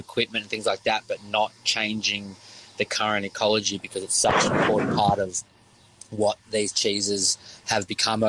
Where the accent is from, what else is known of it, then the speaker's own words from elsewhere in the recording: Victoria, Australia; I'm from the Yarra Valley, so I worked at the Yarra Valley Dairy for many years, and that's where it started as a young passion.